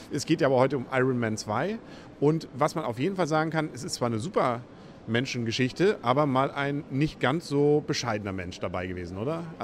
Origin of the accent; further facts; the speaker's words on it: Northern Germany, Germany; Als Norddeutscher können wir auch Johansson sagen.